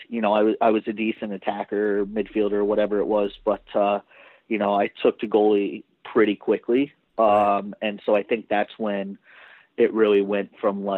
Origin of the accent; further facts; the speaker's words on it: Dallas, Texas, United States; also born or lived in Pittsburgh; I grew up in Dallas, but both my parents are Canadian